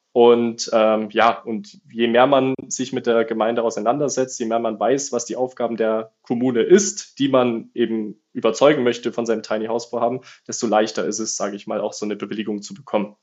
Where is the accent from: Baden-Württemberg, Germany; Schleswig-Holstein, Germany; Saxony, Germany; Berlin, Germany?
Baden-Württemberg, Germany; Lake Constance; Ich komme unten vom Bodensee